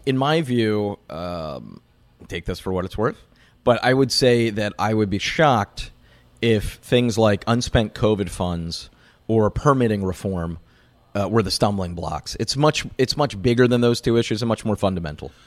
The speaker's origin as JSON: {"language": "English", "region": "Pennsylvania", "country": "United States", "said": "I'm from Pennsylvania, the single biggest battleground state in the country."}